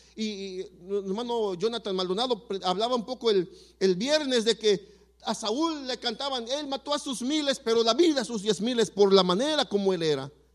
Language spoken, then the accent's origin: Spanish; Mexico City, Mexico; yo nací en la Ciudad de México y le puedo mencionar fácil cinco o seis barrios feos